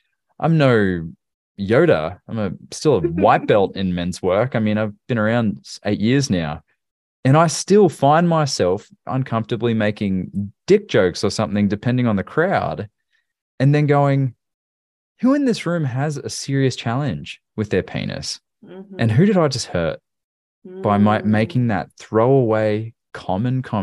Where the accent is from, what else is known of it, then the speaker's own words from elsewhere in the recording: Australia; now in Tennessee, United States; where I grew up in Australia